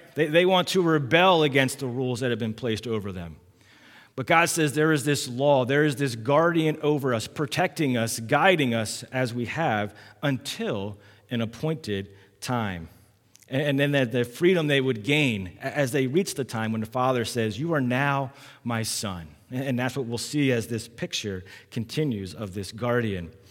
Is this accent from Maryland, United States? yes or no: yes; Massachusetts, Maryland, United States; I was born in Massachusetts, and when I was five years old, we, we moved down here